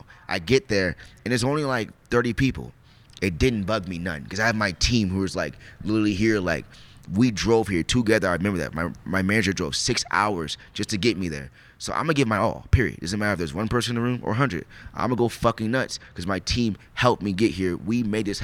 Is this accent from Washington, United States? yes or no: yes; Spokane, Washington, United States; also born or lived in Bremerton, Washington; We moved from Bremerton over to Spokane. Actually, I was like 12. Moved to Spokane